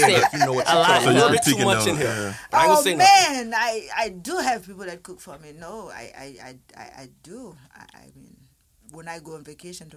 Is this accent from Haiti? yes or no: yes; Haiti; I'm just from Haiti